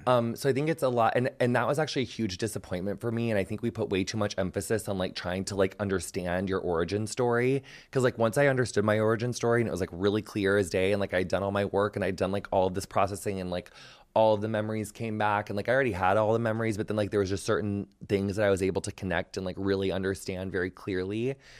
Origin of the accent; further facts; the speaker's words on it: United States; I'm American